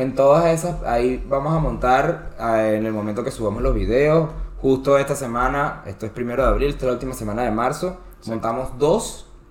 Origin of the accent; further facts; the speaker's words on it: Venezuela; yo soy venezolano